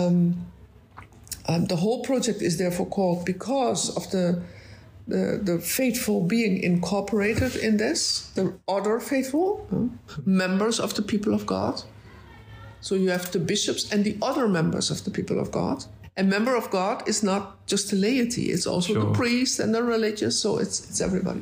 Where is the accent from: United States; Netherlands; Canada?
Netherlands; I'm from the Netherlands.